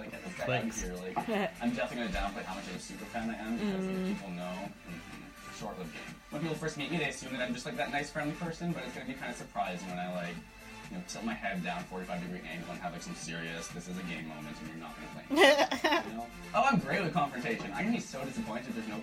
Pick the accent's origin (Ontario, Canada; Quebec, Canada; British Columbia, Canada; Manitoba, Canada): British Columbia, Canada; Vancouver; now in Victoria, Canada; I'm 28 years old and I'm from Vancouver, BC.